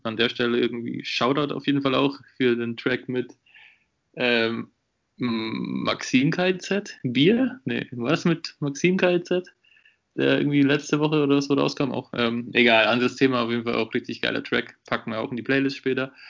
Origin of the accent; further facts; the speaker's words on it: Würzburg, Bavaria, Germany; ich komme aus Würzburg, habe ja dort quasi auch meinen Bachelor mit dir studiert